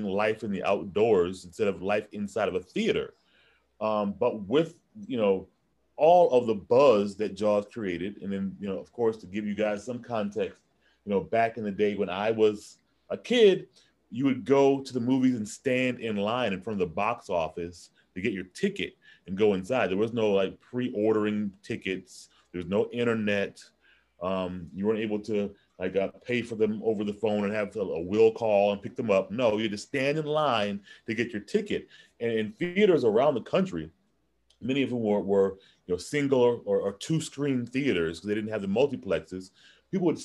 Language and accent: English; Michigan, United States; I grew up in Michigan where there aren't any oceans.